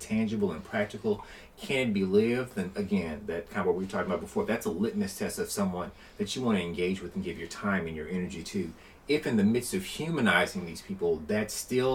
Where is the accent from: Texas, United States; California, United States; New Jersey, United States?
Texas, United States; Houston; he went to the same high school I did. He went to Jack Yates High School in the heart of Third Ward in Houston, Texas.